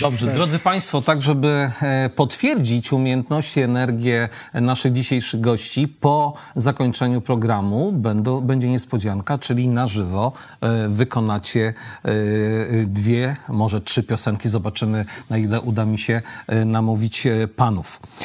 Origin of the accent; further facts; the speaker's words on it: Świdnik, Lublin Voivodeship, Poland; jestem ze Świdnika, tak urodziłem się w Świdniku